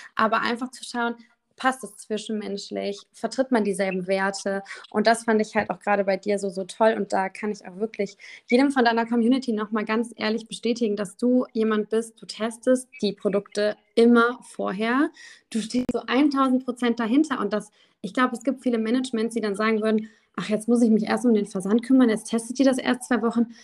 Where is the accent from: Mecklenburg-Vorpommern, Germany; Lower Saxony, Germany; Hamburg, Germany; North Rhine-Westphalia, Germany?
North Rhine-Westphalia, Germany; Düsseldorf; ich komme aus dem wunderschönen Düsseldorf. Ähm, habe auch tatsächlich schon immer hier gewohnt. Also ich habe irgendwie nie diese Stadt verlassen